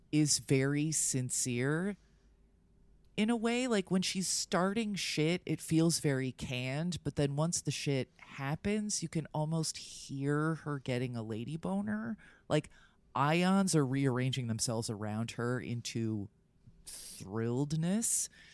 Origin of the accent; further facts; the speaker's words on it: New Jersey, United States; I'm from Jersey